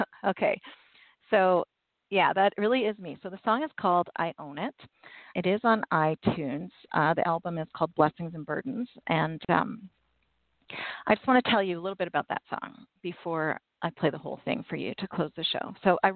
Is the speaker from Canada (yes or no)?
yes; Canada; I'm Canadian